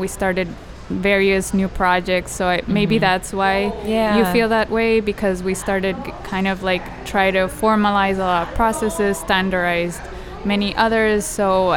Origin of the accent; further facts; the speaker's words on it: Bogotá, Colombia; moved away as an adult; also born or lived in Philadelphia; now in New York, United States; I grew up in Colombia, in Bogota.